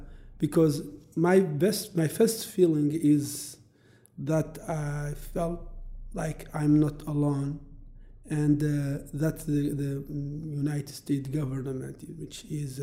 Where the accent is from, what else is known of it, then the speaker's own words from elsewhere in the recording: Mauritania; I was born a slave, and my mom died slave, and I'm from Mauritania